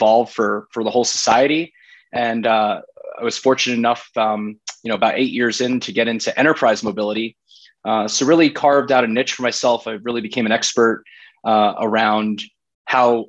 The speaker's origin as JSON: {"language": "English", "region": "South Florida", "country": "United States", "tie": "born or raised there", "also_born_or_lived": "Boston / Breckenridge, Colorado", "moved": "as an adult", "lives_now": "Brooklyn, New York, United States", "said": "I grew up in South Florida"}